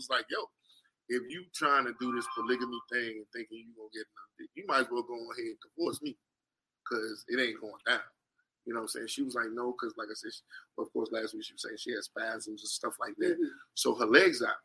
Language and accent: English; New Jersey, United States; moved away; I'm originally from New Jersey.